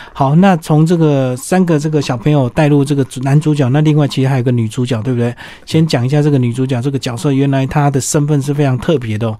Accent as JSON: {"language": "Chinese", "country": "Taiwan", "said": "那其实背景呢，居然是在我们台湾"}